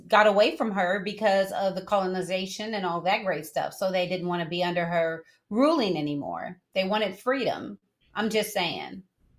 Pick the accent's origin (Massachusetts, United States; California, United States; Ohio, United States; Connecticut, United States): California, United States; Carson; accent: a cross between a Southern, a California, Northern; I grew up in Carson, California. And that's how I sound and will always sound till I die.